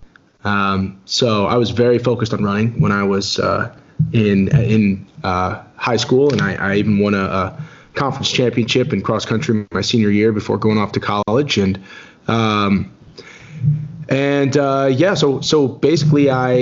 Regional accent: Maryland, United States; I grew up in Maryland

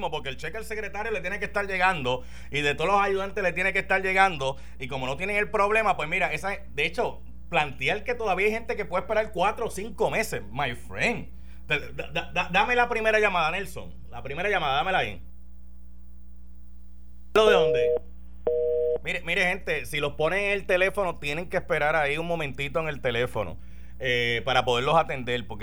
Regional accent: Arecibo, Puerto Rico; De Arecibo.

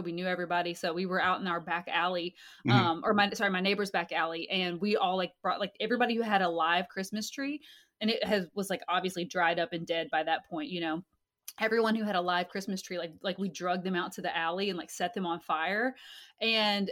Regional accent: Kentucky, United States; moved away as an adult; also born or lived in Hawaii; we're originally both from Kentucky

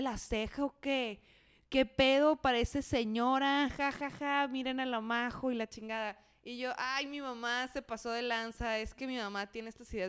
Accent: Mexico City, Mexico; Yo creciendo en la Ciudad de México

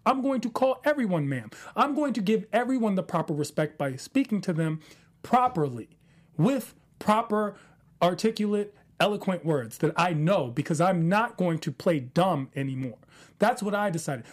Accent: Washington, District of Columbia, United States; I grew up in Potomac Gardens

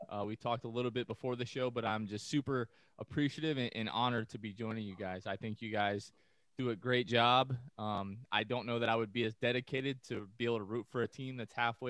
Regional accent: New Jersey, United States; also born or lived in Tampa Bay area, Florida; now in Tampa Bay, United States; I was born in New Jersey. Here in the States, obviously. And then we've lived here close to 25 years now.

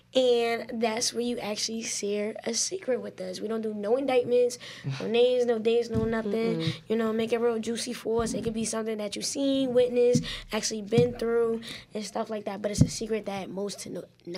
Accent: New Jersey, United States; because I'm from Jersey

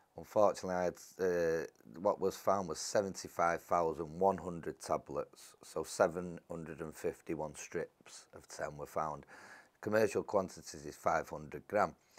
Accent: Salford, North West England, United Kingdom; I was born and bred in Salford all my life

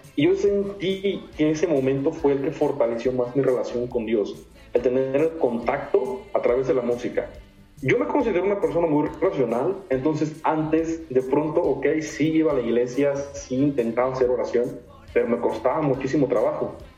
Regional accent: Comapa, Veracruz, Mexico; soy originario del estado de Veracruz. Ok. Eh, mi municipio se llama Comapa, está en la zona centro del estado

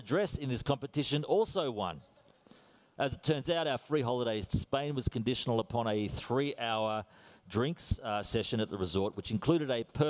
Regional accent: Australia; accent: Australian; I am Australian to the core

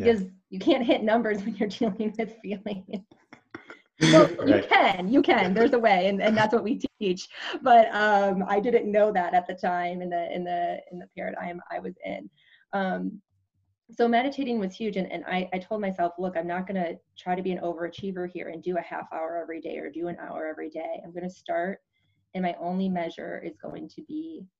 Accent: Wisconsin, United States; I grew up, I'm from Wisconsin

